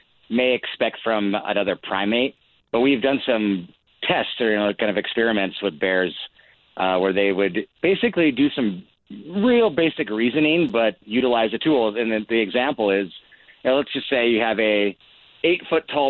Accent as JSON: {"language": "English", "region": "Montana", "country": "United States", "tie": "born or raised there", "said": "growing up in Montana, just having bears in the wild as neighbors"}